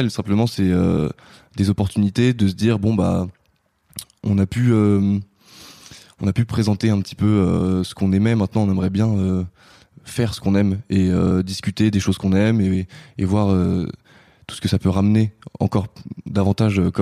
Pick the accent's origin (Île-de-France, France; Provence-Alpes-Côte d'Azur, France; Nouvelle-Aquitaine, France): Nouvelle-Aquitaine, France; Bordeaux; born there; je suis pas originaire de Paris. Je suis né à Bordeaux. Mhm. J'ai un peu voyagé avant d'arriver en région parisienne.